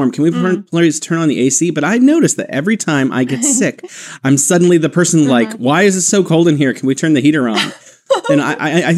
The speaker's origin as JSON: {"language": "English", "country": "United States", "tie": "born or raised there", "also_born_or_lived": "Beijing, China", "moved": "as an adult", "lives_now": "Wuhan, China", "said": "I'm originally from the United States, where I was born and raised"}